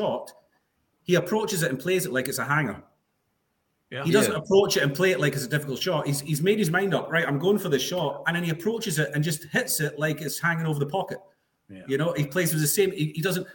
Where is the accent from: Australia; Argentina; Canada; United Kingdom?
United Kingdom; Scotland; I'm Scottish